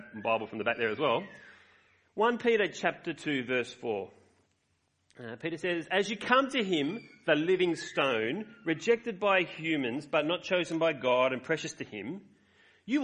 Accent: Australia; I love being Australian.

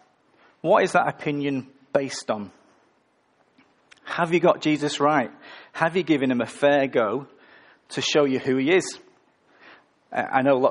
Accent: the north of England, United Kingdom; moved away; I'm from the north of England

